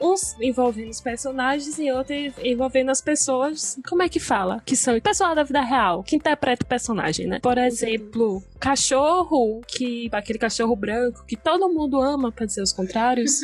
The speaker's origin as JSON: {"language": "Portuguese", "region": "interior of Bahia", "country": "Brazil", "said": "sou do interior da Bahia, falo da, do interior da Bahia"}